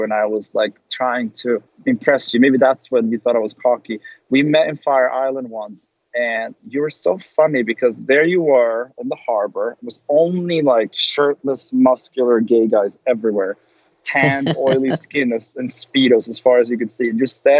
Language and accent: English; Sweden; moved away as an adult; now in Los Angeles, United States; I came from Sweden